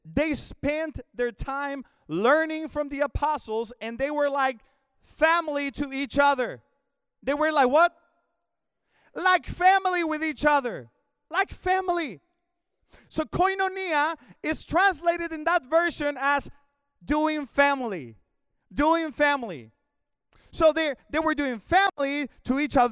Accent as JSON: {"language": "English", "country": "Mexico", "tie": "born or raised there", "also_born_or_lived": "Houston, Texas / Northwest Arkansas", "moved": "as an adult", "said": "I was born in Mexico, but about, uh, seventeen, eighteen years ago, the Lord called us to come to the States"}